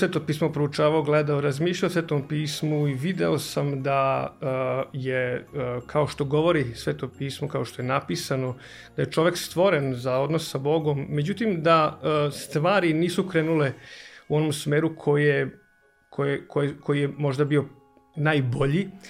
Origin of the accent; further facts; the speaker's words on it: Novi Sad, Vojvodina, Serbia; e, dolazim iz Novog Sada, imam 44 godine